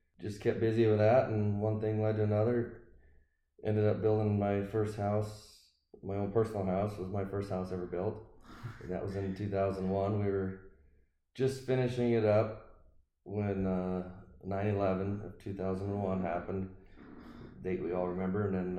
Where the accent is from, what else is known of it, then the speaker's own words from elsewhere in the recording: Roscoe, South Dakota, United States; Small rural town up in north central South Dakota, about 300 people. Graduated from a class of 13 and grew up on a farm